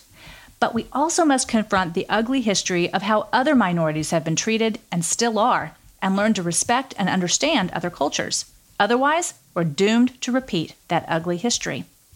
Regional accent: the South, United States; I grew up in the South, where my Jewish heritage was not fully accepted

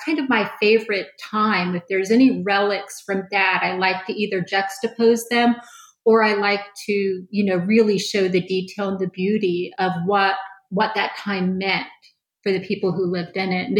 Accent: Orlando, Florida, United States; I started taking pictures in my hometown at that time, which was Orlando.

